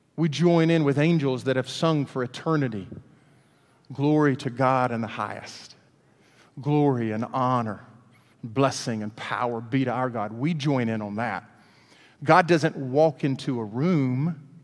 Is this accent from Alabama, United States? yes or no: yes; Hueytown, Alabama, United States; We grew up in Hueytown